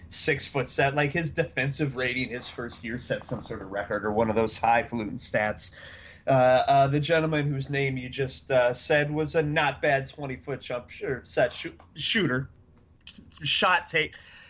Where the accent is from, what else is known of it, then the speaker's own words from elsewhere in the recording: Chicago, Illinois, United States; I'm from Chicago.